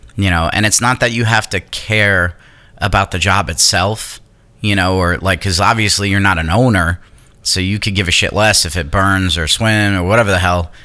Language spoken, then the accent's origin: English; New York, United States; moved away; I'm from New York